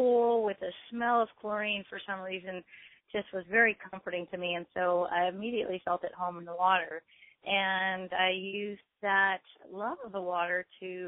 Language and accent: English; San Diego, California, United States; also born or lived in Lompoc, California; when I was about age 8, we moved from Lompoc to San Diego